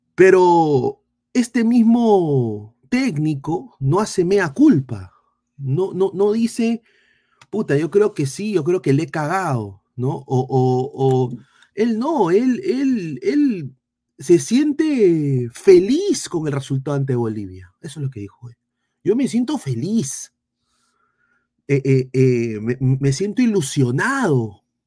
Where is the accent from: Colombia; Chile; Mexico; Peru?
Peru; tenemos amor propio como peruanos